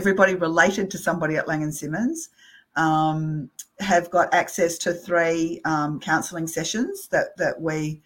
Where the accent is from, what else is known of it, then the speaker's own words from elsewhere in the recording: Australia; being Australian